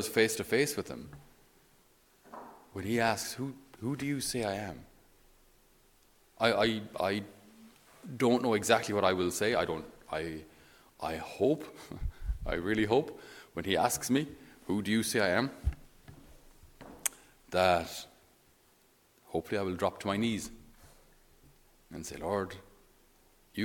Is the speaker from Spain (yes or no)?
no; Ireland; we, being typically Irish